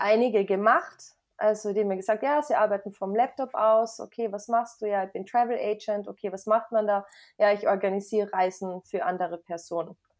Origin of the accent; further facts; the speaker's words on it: Carinthia, Austria; also born or lived in United States; ich bin aus Österreich, aus Kärnten und äh, ich bin 29 Jahre alt